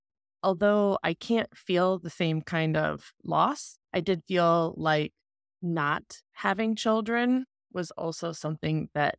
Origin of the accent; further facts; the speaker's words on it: the Bible Belt, United States; I grew up in the Bible Belt of America